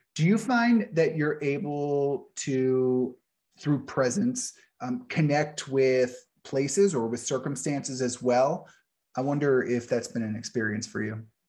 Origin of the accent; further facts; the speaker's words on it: New Orleans, Louisiana, United States; moved away; I grew up in New Orleans